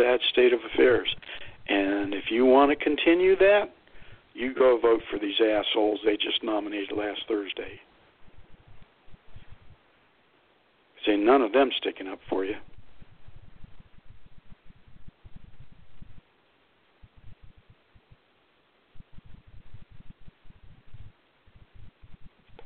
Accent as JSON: {"language": "English", "town": "Youngstown", "region": "Ohio", "country": "United States", "tie": "born or raised there", "moved": "as an adult", "said": "I grew up in Youngstown, Ohio. And while I was gone from the area in the early 80s"}